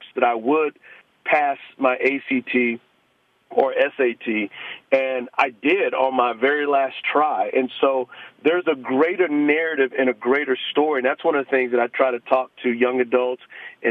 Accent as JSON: {"language": "English", "town": "San Antonio", "region": "Texas", "country": "United States", "said": "We're both from San Antonio"}